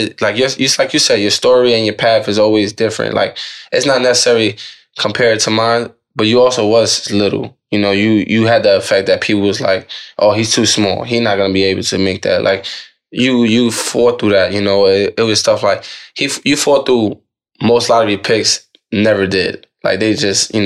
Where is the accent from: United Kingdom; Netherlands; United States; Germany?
United States; New York; I'm from New York, but now it's my, you know, my bloodline down to my whole family, you know, being Puerto Rican